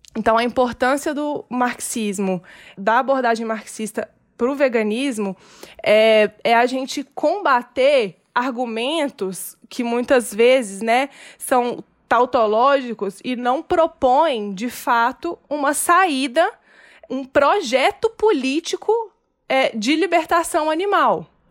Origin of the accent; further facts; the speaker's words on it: Minas Gerais, Brazil; accent: mineirês; eu sou mineira, ah, aqui todo mundo come muito queijo